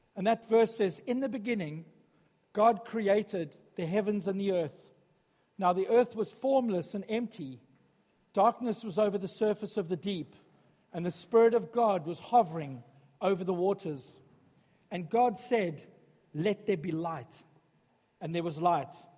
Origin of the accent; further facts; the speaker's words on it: South Africa; moved away as an adult; now in Sutton Coldfield, United Kingdom; When I was growing up in South Africa